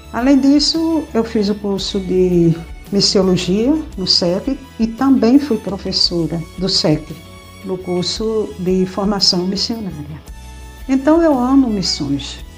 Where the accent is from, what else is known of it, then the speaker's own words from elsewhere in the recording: Pernambuco, Brazil; é a minha terra, é o meu Pernambuco